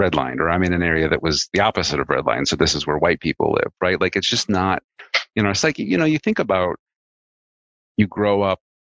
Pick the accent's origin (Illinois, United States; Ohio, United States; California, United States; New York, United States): Illinois, United States; Chicago; I grew up in a suburb of Chicago.